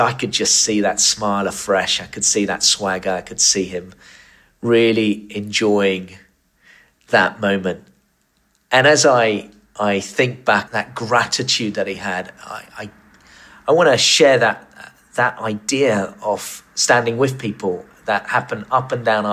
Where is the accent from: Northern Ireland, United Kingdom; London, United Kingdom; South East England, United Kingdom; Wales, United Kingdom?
South East England, United Kingdom; Tunbridge Wells; my hometown of Tunbridge Wells